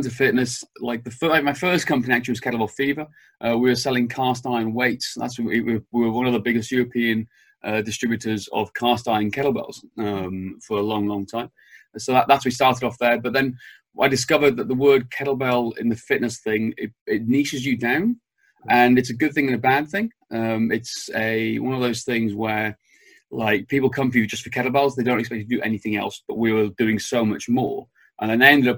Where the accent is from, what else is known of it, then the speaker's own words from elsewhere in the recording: Wales, United Kingdom; moved away; I'm from Wales, back in the UK originally. I'm actually currently in Wales on my parents' farm